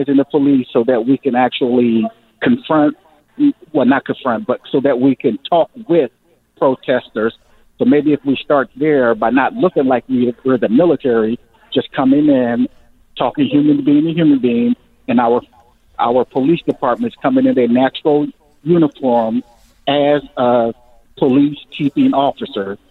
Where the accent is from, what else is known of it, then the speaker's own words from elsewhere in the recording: United States; I'm an American